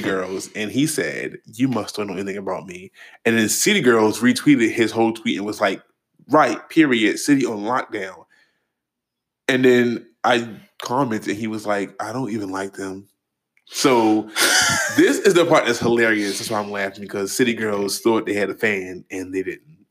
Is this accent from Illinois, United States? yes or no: no; Baltimore, Maryland, United States; moved away; the restaurant back home in my hometown in Baltimore